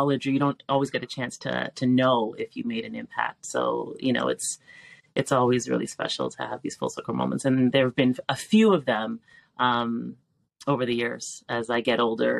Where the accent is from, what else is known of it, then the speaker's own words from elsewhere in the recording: Toronto, Ontario, Canada; I grew up in North York